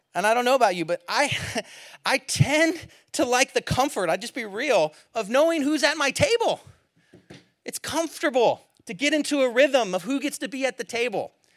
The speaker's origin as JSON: {"language": "English", "area": "Bay Area", "region": "California", "country": "United States", "said": "I'm from the Bay Area."}